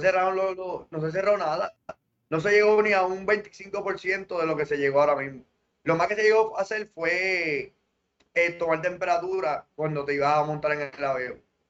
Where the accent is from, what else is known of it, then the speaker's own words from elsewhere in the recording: Puerto Rico; somos territorio de Norteamérica